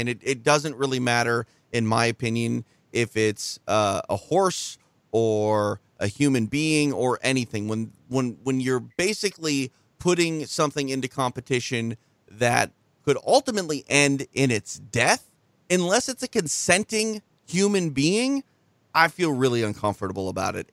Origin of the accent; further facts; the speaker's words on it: Minnesota, United States; moved away; Two, two Minnesotans on the line with you